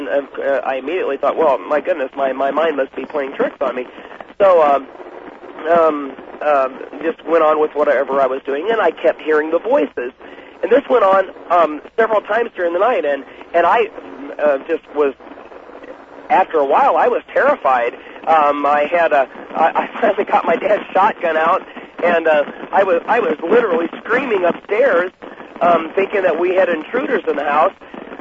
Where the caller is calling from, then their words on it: Columbia, Missouri, United States; I'm calling from Columbia, Missouri.